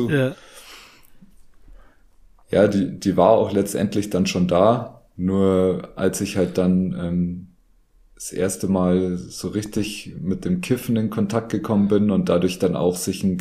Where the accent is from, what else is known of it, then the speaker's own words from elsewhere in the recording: Bavaria, Germany; weil ich bin aus der Nähe von München